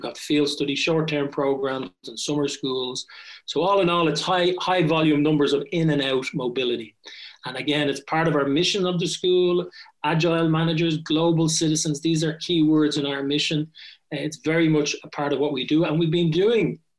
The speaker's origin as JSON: {"language": "English", "town": "Dublin", "region": "Leinster", "country": "Ireland", "tie": "born or raised there", "also_born_or_lived": "United States / Japan", "moved": "as an adult", "lives_now": "Strasbourg, France", "said": "I'm Irish and I come from Dublin, born and reared. And I left Ireland at 18."}